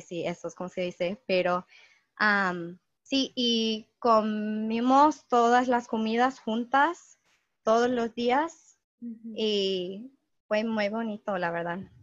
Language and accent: Spanish; New Mexico, United States; also born or lived in Pennsylvania / Ithaca, New York; soy de, digo que soy de Nuevo México, aunque nací en Pennsylvania, pero en el año 2008 se mudó, mi familia se mudó a Nuevo México